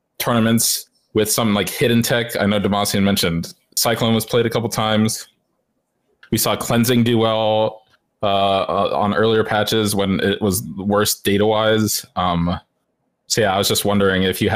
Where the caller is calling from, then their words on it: Florida, United States; I am calling from sunny Florida.